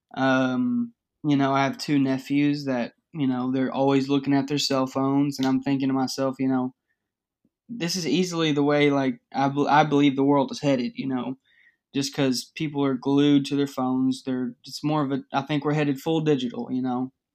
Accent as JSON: {"language": "English", "area": "Dallas-Fort Worth area", "region": "Texas", "country": "United States", "said": "I'm from the Dallas-Fort Worth area, kind of."}